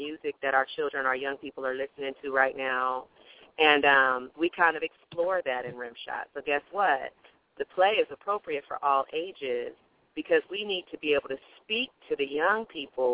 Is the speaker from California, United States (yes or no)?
no; Oklahoma City, Oklahoma, United States; also born or lived in South Korea / Dallas, Texas; I grew up in the south part of Oklahoma City